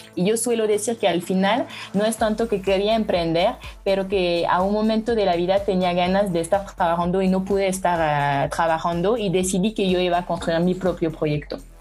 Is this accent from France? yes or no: yes; France; Spanish is a second language; moved away as an adult; now in Mexico; soy francesa y llevo tres años viviendo en México